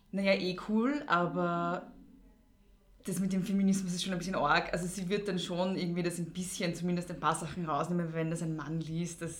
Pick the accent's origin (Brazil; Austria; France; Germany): Austria; Lower Austria; ich komme selber aus Niederösterreich